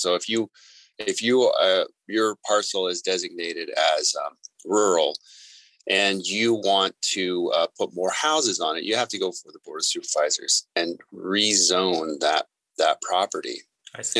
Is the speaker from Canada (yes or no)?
yes; Vancouver, British Columbia, Canada; moved away as an adult; now in Tucson, United States; I grew up in British Columbia and Vancouver, and I love it up there